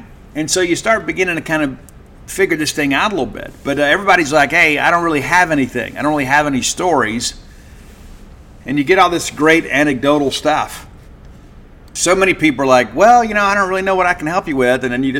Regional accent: Mississippi, United States; you know, growing up in Hinds County and Learned. That's where we are.

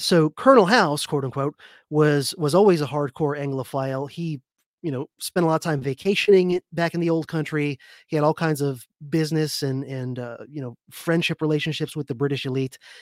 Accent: Florida, United States; I'm from Florida

